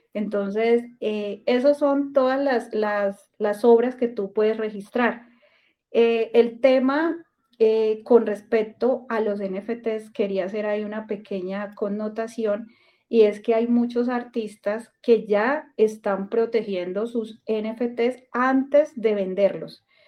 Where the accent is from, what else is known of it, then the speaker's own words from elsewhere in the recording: Colombia; como colombiana que soy